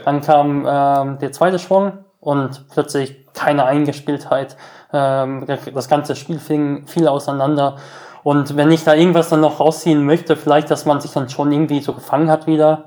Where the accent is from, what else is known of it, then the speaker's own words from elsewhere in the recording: Essen, Lower Saxony, Germany; wir sind in Essen-Oldenburg, quasi in meinem Heimatort, im Ort meiner Eltern